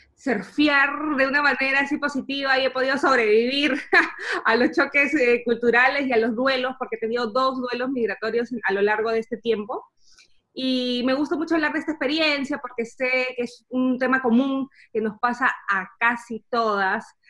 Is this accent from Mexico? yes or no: no; Peru; moved away as an adult; now in Germany; soy peruana y vivo actualmente en Alemania hace dos años